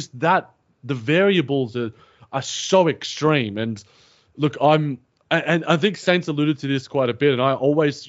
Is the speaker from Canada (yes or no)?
no; Australia; being an Aussie native